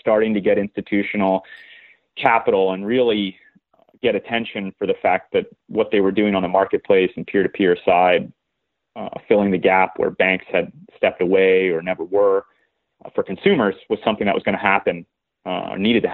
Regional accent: Southern California, United States; moved away as an adult; I grew up in Southern California, the son of an entrepreneur

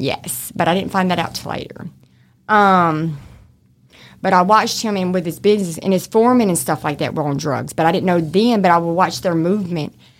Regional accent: Shreveport, Louisiana, United States; accent: mixture of country; also born or lived in Oklahoma / Arkansas / Texas / Baton Rouge; I'm from Shreveport, born and raised.

